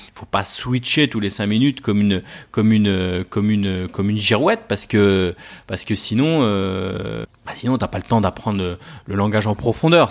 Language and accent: French; Paris, Île-de-France, France; je viens de Paris, donc sur Paris